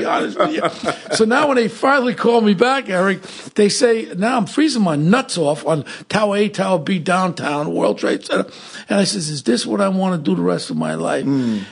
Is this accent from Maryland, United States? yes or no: no; New York City, New York, United States; I grew up in Ozone Park, neighboring right by City Line